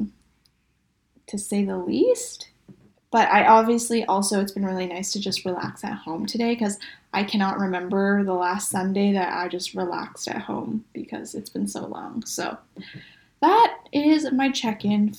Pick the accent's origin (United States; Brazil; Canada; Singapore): Canada; Vancouver, British Columbia; a lot of my closest friends I've known since high school, so we're all from Vancouver